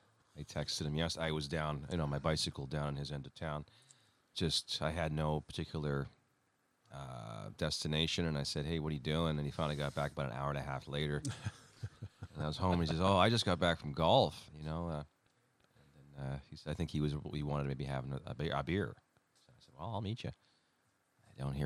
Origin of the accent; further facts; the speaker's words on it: Timmins, Ontario, Canada; also born or lived in Toronto; I was born in Toronto, grew up in Timmins, Ontario.